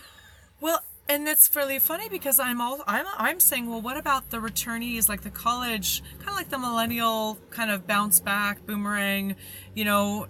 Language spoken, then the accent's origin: English; Canada; as a Canadian